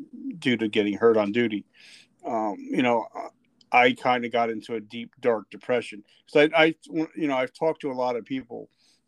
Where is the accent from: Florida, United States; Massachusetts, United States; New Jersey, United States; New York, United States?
New Jersey, United States; moved away; I grew up in New Jersey, so I grew up in the streets of Jersey.